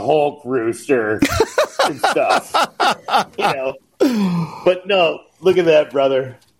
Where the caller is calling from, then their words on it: Colorado, United States; Yeah, Northwest Colorado in the mountains.